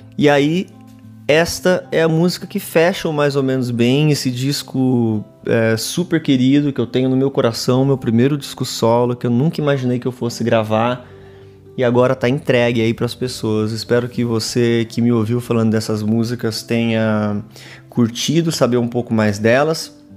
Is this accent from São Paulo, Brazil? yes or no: yes; Pirassununga, São Paulo, Brazil; moved away; Pirassununga, na minha cidade de onde eu venho, ali no interior de São Paulo